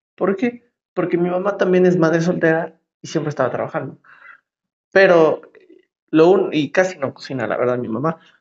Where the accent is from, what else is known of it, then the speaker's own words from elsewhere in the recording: State of Mexico, Mexico; Yo soy del Estado de México. Todo el mundo nos dice chilangos, pero en sí somos mexiquenses, porque no somos de la ciudad.